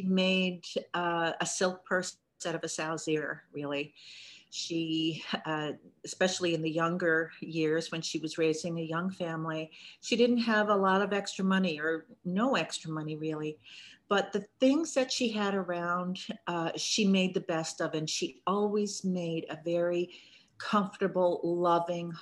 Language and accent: English; Corner Brook, Newfoundland and Labrador, Canada; moved away as an adult; I grew up in Cornerbrook, Newfoundland. I spent my whole childhood up until early adulthood there